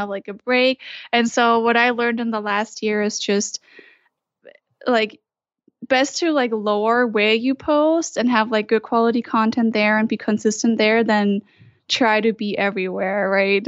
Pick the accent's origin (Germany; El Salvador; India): Germany; moved away as an adult; now in Utah, United States; I'm originally from Germany